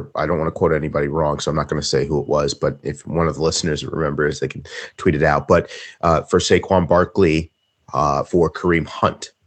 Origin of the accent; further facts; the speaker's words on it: Easton, Pennsylvania, United States; a high school near my hometown in Easton, Pennsylvania